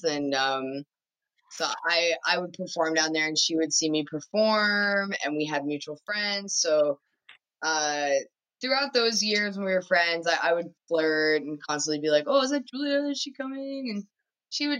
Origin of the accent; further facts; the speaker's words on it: Newfoundland and Labrador, Canada; We grew up in Newfoundland together